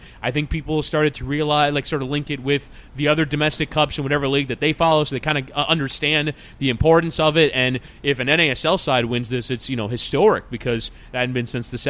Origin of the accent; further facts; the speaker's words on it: United States; an American soccer fan